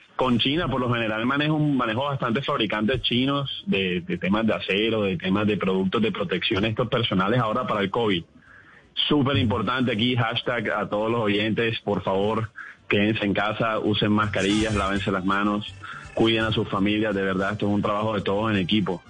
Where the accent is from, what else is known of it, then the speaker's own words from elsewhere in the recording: Barranquilla, Atlántico, Colombia; accent: barranquillero; soy barranquillero, pero, pero mi familia es paisa. Simplemente nací acá y me crié acá